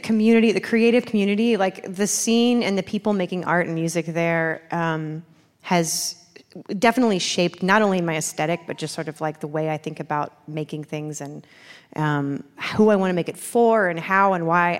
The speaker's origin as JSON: {"language": "English", "town": "Baltimore", "region": "Maryland", "country": "United States", "moved": "as an adult", "lives_now": "North Carolina, United States", "said": "I'm, I'm from Baltimore"}